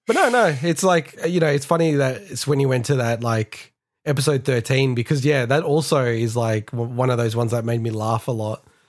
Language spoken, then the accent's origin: English; Melbourne, Victoria, Australia; moved away as an adult; now in Sydney, Australia; I grew up in Melbourne.